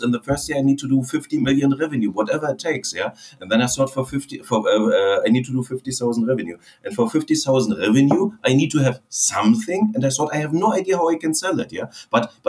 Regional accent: Berlin, Germany; English is a second language; moved away as an adult; originally I'm from Berlin

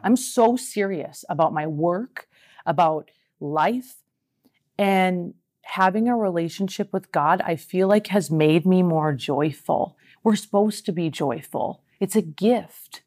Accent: Minnesota, United States; now in California, United States; I'm a girl from Minnesota. I moved to California

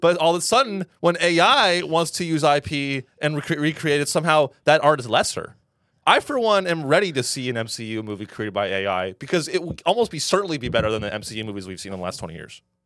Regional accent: San Francisco Bay Area, California, United States; I'm from the Bay Area.

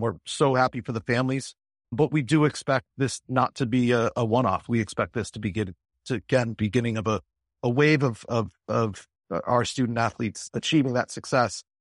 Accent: Springfield, Massachusetts, United States; I'm an American born in Springfield, Massachusetts in nineteen seventy-two

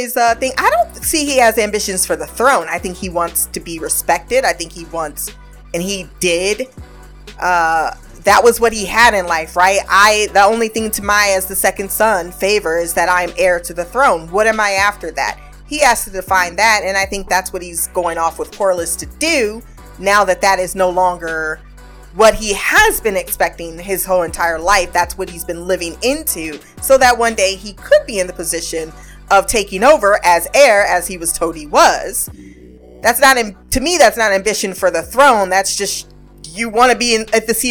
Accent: United States; we're American

